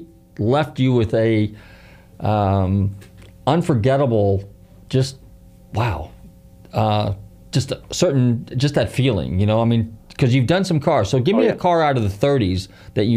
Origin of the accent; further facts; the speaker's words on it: Marin County, Northern California, United States; now in Pinellas County, United States; I grew up in Northern California, and one of the last projects that Lloyd Wright did was the convention center, Terra Linda, which is in Marin County, where I grew up.